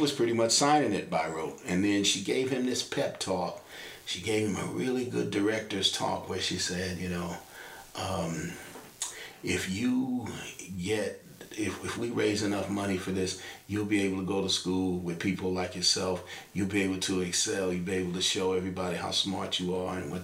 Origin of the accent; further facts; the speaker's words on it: Kansas City, Kansas, United States; I grew up on the Kansas side of Kansas City